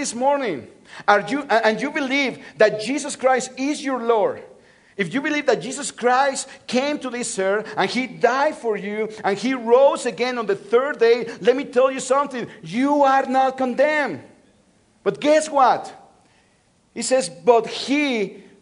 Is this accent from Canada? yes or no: no; Mexico City, Mexico; moved away; I'm from Mexico City. That's my hometown. I was born and raised in Mexico City.